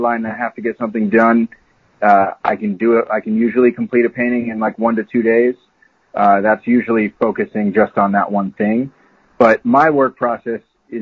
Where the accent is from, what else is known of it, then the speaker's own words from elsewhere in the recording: Bay Area, California, United States; also born or lived in Florida; I grew up in the Bay Area